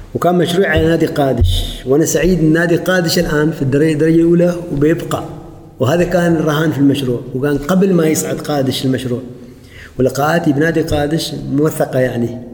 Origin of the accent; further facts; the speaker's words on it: Oman; اقول عمان